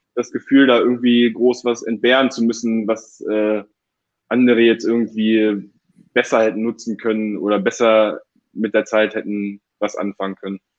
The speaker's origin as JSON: {"language": "German", "town": "Hildesheim", "region": "Lower Saxony", "country": "Germany", "tie": "born or raised there", "also_born_or_lived": "Hanover", "said": "Ich bin in Hildesheim aufgewachsen"}